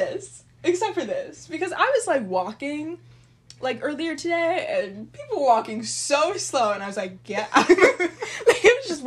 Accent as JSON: {"language": "English", "region": "Minnesota", "country": "United States", "said": "So I'm currently in Chicago, obviously, since we're recording together, and I'm from Minnesota"}